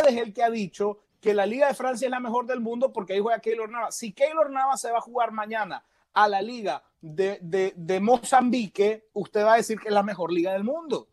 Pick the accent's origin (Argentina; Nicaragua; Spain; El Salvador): Nicaragua; yo como nicaragüense